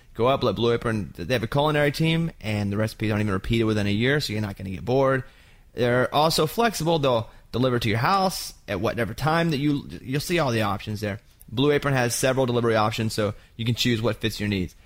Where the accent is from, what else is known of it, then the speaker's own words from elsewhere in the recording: Arkansas, United States; moved away; also born or lived in Austin, Texas; I grew up in Arkansas